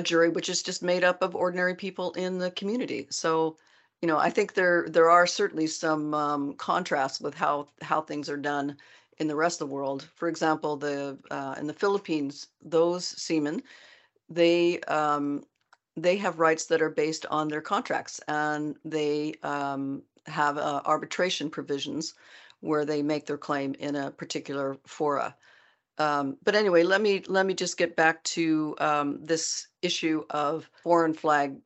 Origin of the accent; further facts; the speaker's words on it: United States; now in Norway; an American living in Norway and working in P&I